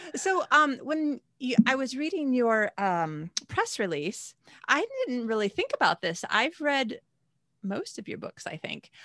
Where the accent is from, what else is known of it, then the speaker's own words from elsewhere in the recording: United States; moved away; how I used to live when I lived in America